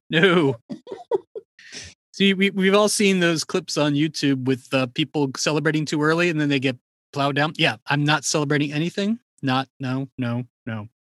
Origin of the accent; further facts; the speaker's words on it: Washington, District of Columbia, United States; now in Detroit, United States; I grew up in Washington, D.C.